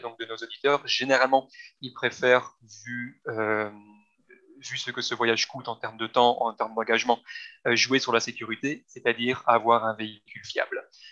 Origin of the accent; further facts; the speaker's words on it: Belgium; moved away; ayant grandi en Belgique avec le plat pays